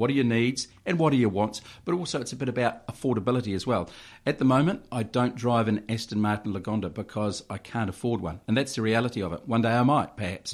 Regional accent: Waipukurau, Hawke's Bay, New Zealand; born and raised in Waipogrell, went to the Waipogrell Primary School, Central Hawke's Bay College

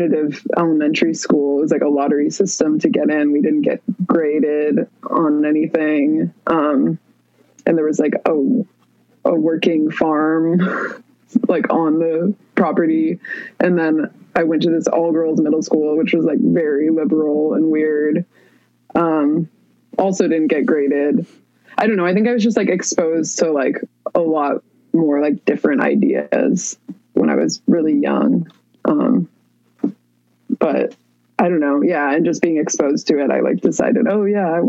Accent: Palo Alto, California, United States; I grew up in the Bay Area in Palo Alto, California

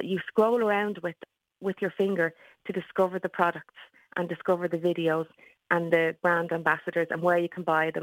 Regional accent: Dublin, Leinster, Ireland; also born or lived in Sheffield; I am from Tallaght in Dublin

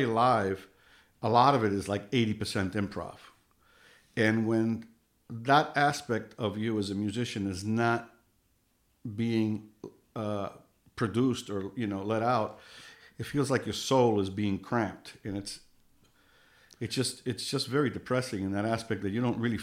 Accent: New York, United States; I grew up in New York

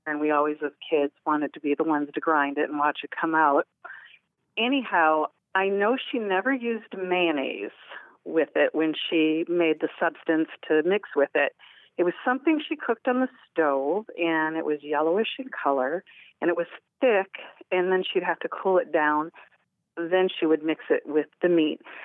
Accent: Midwest, United States; now in Orange Park, United States; I grew up in the Midwest

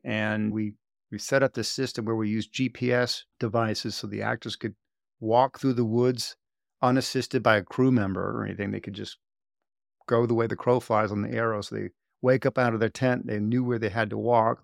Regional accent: Sarasota, Florida, United States; I grew up in Sarasota, Florida, on, uh, basically an island quay called Lomboat Quay

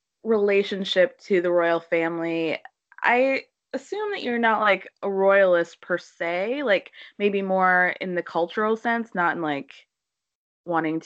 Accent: United States; my perspective as an American

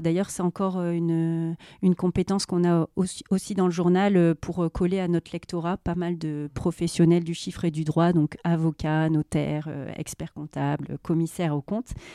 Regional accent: Nord-Pas-de-Calais, Hauts-de-France, France; j'ai pas beaucoup bougé de la région

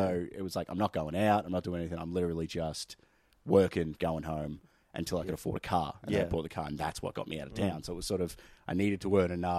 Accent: Benalla, Victoria, Australia; man, literally growing up in Benalla, the only reason I ended up going into IT was because people were suggesting it to me.

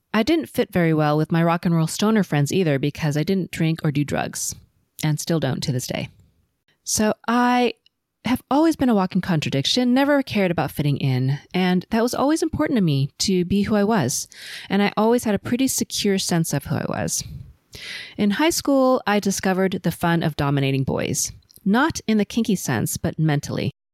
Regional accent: Los Angeles, California, United States; first language Cantonese; English is a second language; I was born and raised in L A to first generation Chinese and Filipino parents, and I've never lived anywhere else

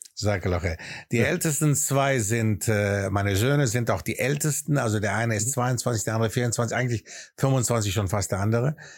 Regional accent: Aachen, North Rhine-Westphalia, Germany; accent: Greek; first language Greek; German is a second language; moved away as an adult; also born or lived in Athens, Greece; now in England; in der Stadt Aachen, wo ich aufgewachsen bin

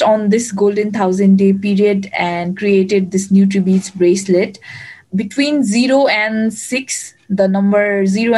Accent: Kathmandu, Bagmati, Nepal; I'm from Kathmandu, Nepal.

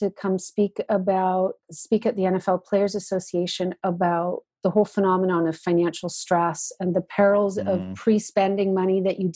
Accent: Georgian Bay Area, Ontario, Canada; now in Winnipeg, Canada; I am originally an Ontarian. I grew up in the Georgian Bay Area and moved out to Winnipeg, Manitoba

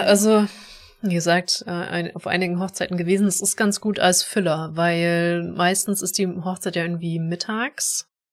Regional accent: Germany

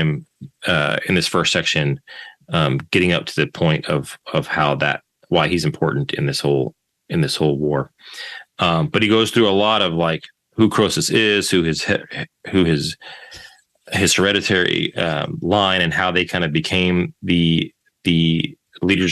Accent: United States; as an American, American citizen

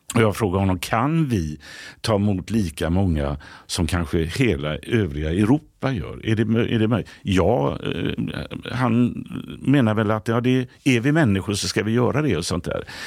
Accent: Gothenburg, Västra Götaland, Sweden; moved away as an adult; now in Stockholm, Sweden; Hisingen där jag kommer från i Göteborg

